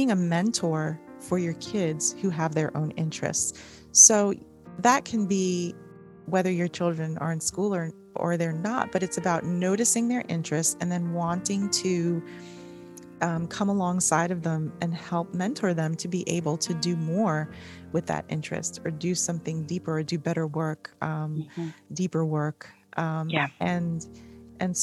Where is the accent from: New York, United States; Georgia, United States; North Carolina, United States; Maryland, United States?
New York, United States; New York City; We grew up in New York City